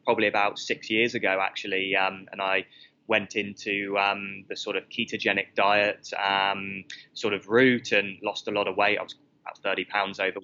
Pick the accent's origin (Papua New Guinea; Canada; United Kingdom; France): United Kingdom; moved away as an adult; now in Australia; I moved because of the weather in the UK, as you can tell from my accent